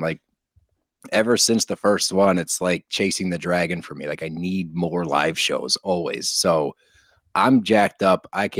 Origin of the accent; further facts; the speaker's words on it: Texas, United States; I am from Texas